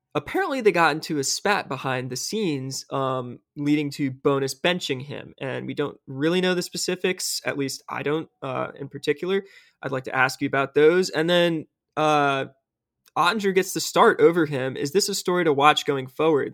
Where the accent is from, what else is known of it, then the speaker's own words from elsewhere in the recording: Tennessee, United States; now in Auburn, United States; my home state of Tennessee